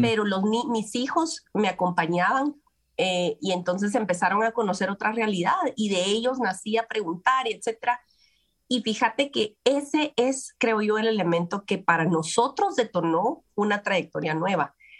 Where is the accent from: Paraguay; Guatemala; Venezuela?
Guatemala; las posibilidades de la adopción en mi país, en Guatemala, eran escasas